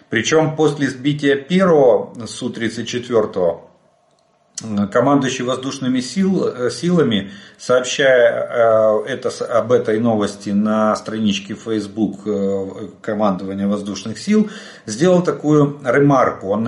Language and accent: Russian; Ukraine; Добрый день, мы из Украины.